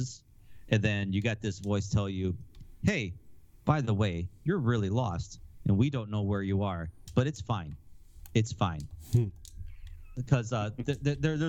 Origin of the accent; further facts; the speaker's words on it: Wisconsin, United States; I'm from Wisconsin